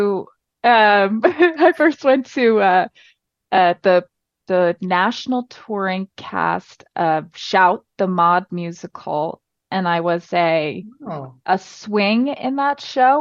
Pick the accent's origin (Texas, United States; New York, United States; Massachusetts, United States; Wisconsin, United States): New York, United States; Medford; I grew up on Long Island on the South Shore in a town called Medford near Patchogue